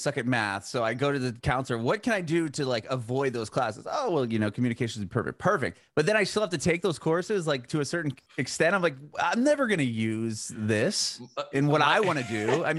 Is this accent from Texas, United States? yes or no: no; Poway, California, United States; I grew up in Poway.